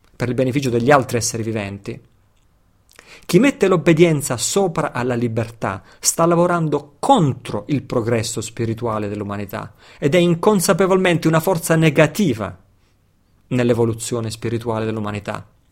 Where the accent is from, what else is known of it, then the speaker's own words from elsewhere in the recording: Italy; nato e cresciuto in Occidente, nato e cresciuto in Italia